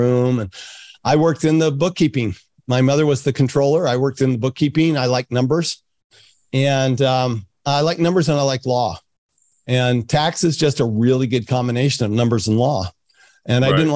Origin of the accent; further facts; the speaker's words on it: Salt Lake City, Utah, United States; also born or lived in France; I grew up in Salt Lake City, Utah.